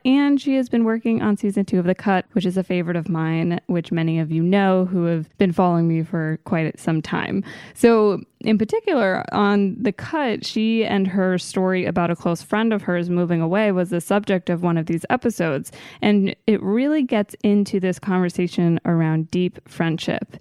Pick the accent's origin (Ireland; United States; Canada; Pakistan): United States; Maryland; born or raised there; moved away